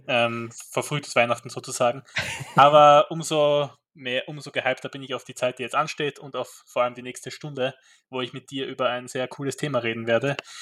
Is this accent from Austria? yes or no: yes; Graz, Styria, Austria; bei uns in Graz